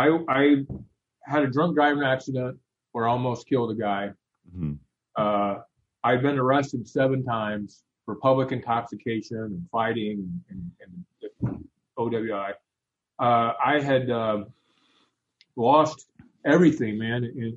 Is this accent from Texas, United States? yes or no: no; Indiana, United States; Grace College Theological Seminary is right here, which is Grace Brothers College is right here in my hometown.